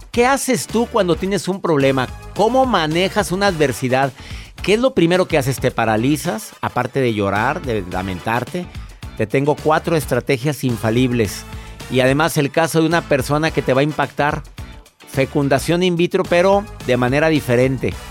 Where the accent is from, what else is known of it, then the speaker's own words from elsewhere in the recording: Mexico; Claudia Cervantes la primer mujer en mi país, en México